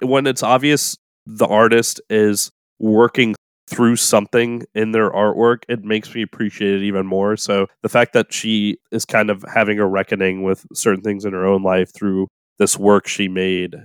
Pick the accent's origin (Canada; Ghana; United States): United States; New Orleans, Louisiana; when I was growing up in New Orleans, my favorite thing in the whole world was to turn on the radio on Saturday nights for Coast to Coast A M